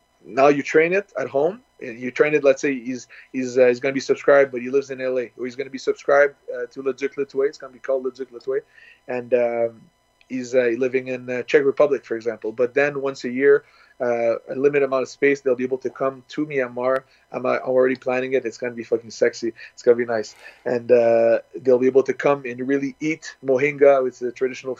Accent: Canada; started in Canada, where I'm born

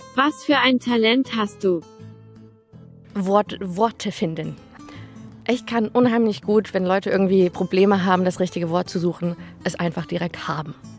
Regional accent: Northern Germany, Germany; also born or lived in Rhineland-Palatinate; Geboren bin ich in Rheinland-Pfalz, aber ich wohne seit, naja, 2005 in Norddeutschland, also würde mich eher als Norddeutsch bezeichnen

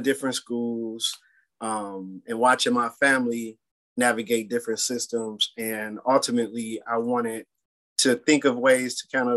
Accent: Detroit, Michigan, United States; Born and raised in Detroit, went to Detroit public school systems, and really love my city

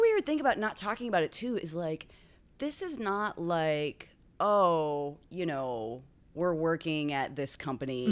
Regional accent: Tomball, Texas, United States; moved away as an adult; also born or lived in Dallas, Texas; now in Washington, D.C., United States; I was born in Tomball, Texas. Okay. Which is a little outside of Houston. And then right before high school, we moved to the Dallas area

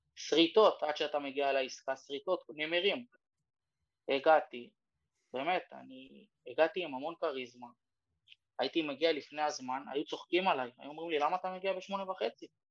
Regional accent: Israel; אנחנו בתור ישראלים

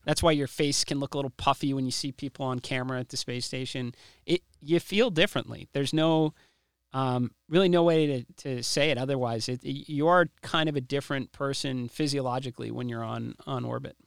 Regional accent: United States; I'm an American

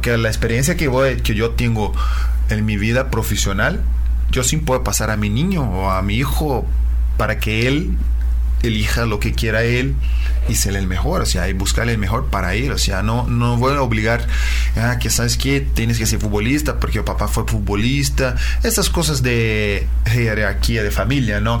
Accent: Uberaba, Minas Gerais, Brazil; Spanish is a second language; moved away; yo soy eh, de una ciudad de interior de Brasil, se llama Uberaba, en eh, el estado de Minas Gerais

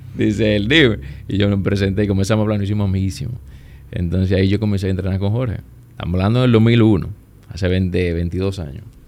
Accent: Puerto Plata, Dominican Republic; moved away as an adult; now in Santo Domingo, Dominican Republic; Yo, yo soy de Puerto Plata. Yo vengo de Puerto Plata, entro a Unive.

